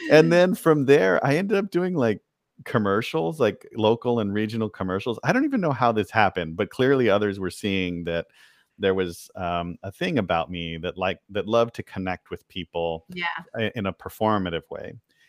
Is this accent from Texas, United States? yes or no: yes; El Paso, Texas, United States; also born or lived in San Antonio / Austin / Dallas / Boston; I grew up in El Paso, Texas. Yeah. And then I spent time in San Antonio and Austin and Dallas before kind of leaving. And I've lived in Boston, London, LA, all kinds of places. And here we are back home.